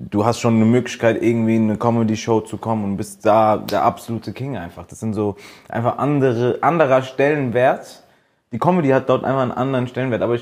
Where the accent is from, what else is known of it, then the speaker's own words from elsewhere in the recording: Kenya; Äh, ja, ich bin aus Kenia.